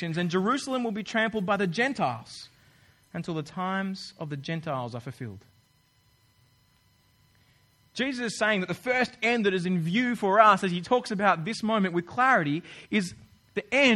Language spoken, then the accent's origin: English; Australia; moved away as an adult; now in New Zealand; I'm from Australia